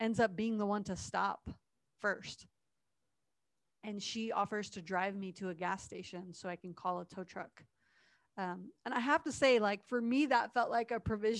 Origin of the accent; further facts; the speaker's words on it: Ohio, United States; moved away as an adult; also born or lived in Tennessee; I was coming from Tennessee to Ohio, home for the summer after school